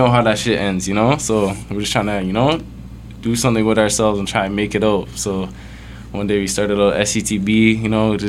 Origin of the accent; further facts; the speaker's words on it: East End, Durham, Ontario, Canada; I'm just from the East End, you know, just kind of Durham artist type shit